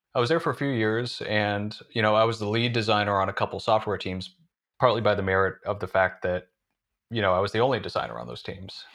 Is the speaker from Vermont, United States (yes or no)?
yes; northern Vermont, United States; moved away as an adult; now in Somerville, United States; I'm from northern Vermont originally, from a pretty rural part of a pretty rural state, and, uh, yeah, spent the first eighteen years of my life there